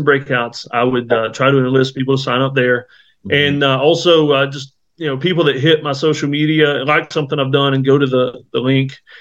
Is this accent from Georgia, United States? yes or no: no; Myrtle Beach, South Carolina, United States; moved away; I grew up in Myrtle Beach, South Carolina